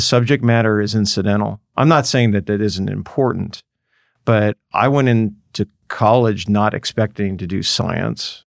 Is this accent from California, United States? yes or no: yes; Los Angeles, California, United States; I grew up in Los Angeles